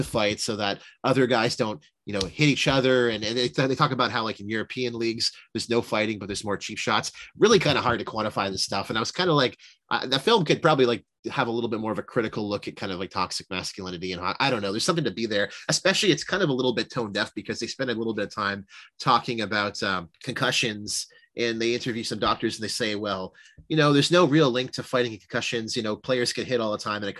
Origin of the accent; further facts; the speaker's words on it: Toronto, Ontario, Canada; Toronto is the GTA area is incredibly diverse. So there's more stories to be told there. And I grew up in it